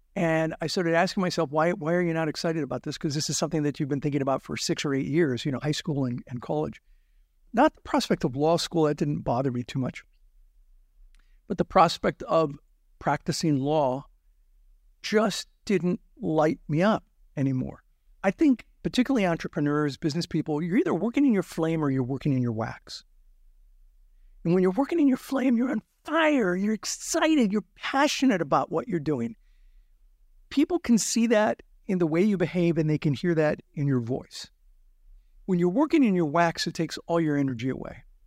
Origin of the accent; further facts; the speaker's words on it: Azusa, California, United States; also born or lived in Pittsburgh / South Central Los Angeles; I grew up in Azusa, California, the Azusa area